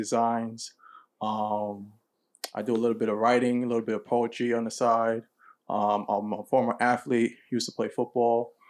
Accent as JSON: {"language": "English", "region": "New York", "country": "United States", "tie": "born or raised there", "said": "I was born here in New York"}